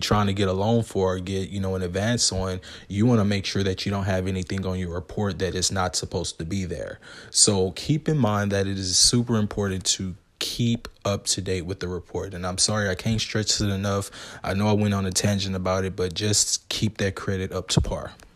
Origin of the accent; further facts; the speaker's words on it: the South, United States; growing up in America